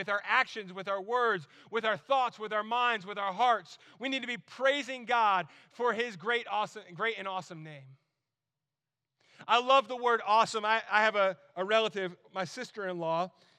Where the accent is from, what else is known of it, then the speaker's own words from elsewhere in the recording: New Jersey, United States; accent: Jersey; also born or lived in North Carolina; I grew up in New Jersey. Like, we said awesome all the time. And, like, we would say it like that, too, because, like, I had a really thick Jersey accent.